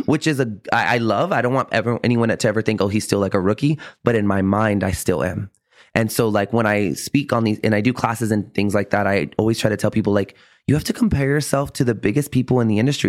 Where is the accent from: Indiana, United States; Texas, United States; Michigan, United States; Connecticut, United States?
Texas, United States; San Antonio; also born or lived in Austin, Texas; I was born and raised on the South Side here in San Antonio